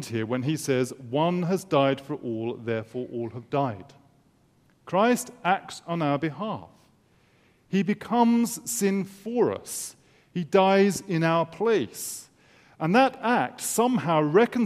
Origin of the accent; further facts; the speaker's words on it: England, United Kingdom; as an Englishman